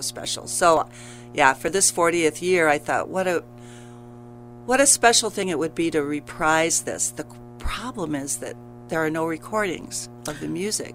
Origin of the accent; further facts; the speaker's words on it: Grand Rapids, Michigan, United States; moved away as an adult; now in Kalamazoo, United States; grew up in Grand Rapids